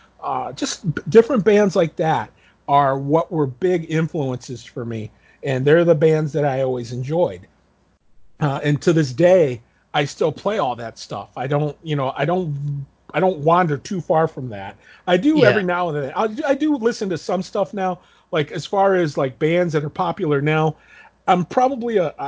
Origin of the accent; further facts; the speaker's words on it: Toledo, Ohio, United States; we grew up in Toledo